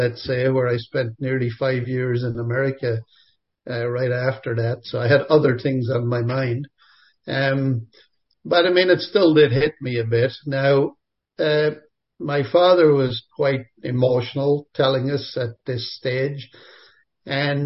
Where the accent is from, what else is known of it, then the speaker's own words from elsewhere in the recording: Enniscorthy, Leinster, Ireland; moved away as an adult; also born or lived in Dublin, Ireland / Michigan, United States / Boxmeer, Netherlands / Montreal, Canada; now in Eganville, Canada; I grew up basically in Enniscorthy